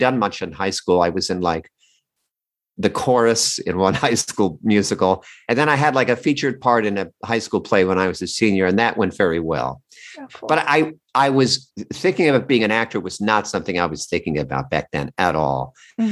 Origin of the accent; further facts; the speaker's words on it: Red Bank, New Jersey, United States; also born or lived in New York; now in Los Angeles, United States; I grew up in New Jersey